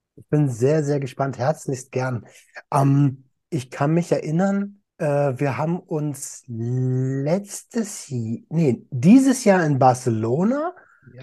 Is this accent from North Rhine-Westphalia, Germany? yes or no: no; Berlin, Germany; als Deutscher und als Berliner